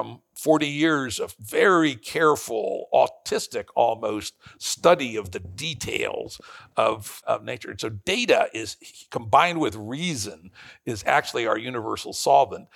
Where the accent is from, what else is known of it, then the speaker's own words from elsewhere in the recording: Prince George's County, D.C., Maryland, United States; grew up in the working class suburb of Washington, D.C., Prince George's County